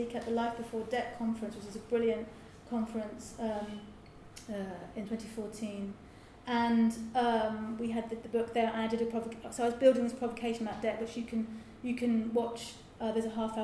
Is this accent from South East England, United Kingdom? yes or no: yes; Lewes, South East England, United Kingdom; Lewis, my hometown